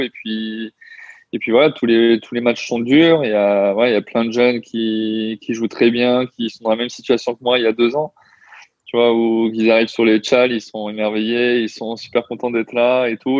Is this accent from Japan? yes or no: no; Toulon, Provence-Alpes-Côte d'Azur, France; je viens de Toulon à la base